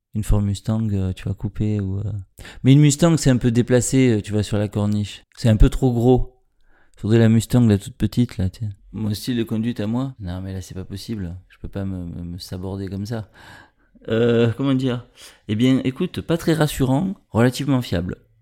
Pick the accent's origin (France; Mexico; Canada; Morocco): France; Marseille, Provence-Alpes-Côte d'Azur; Je suis né à Marseille, dans les quartiers nord, dans les années 70